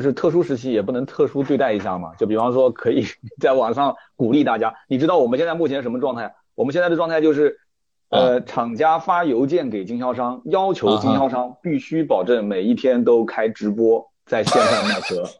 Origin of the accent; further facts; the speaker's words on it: China; 我们大陆这边